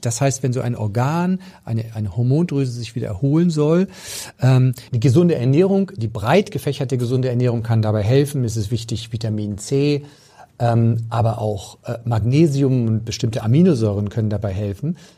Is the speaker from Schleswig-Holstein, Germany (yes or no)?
yes; Pinneberg district, Schleswig-Holstein, Germany; ich komme aus dem Kreis Pinneberg und da, also auf dem flachen Land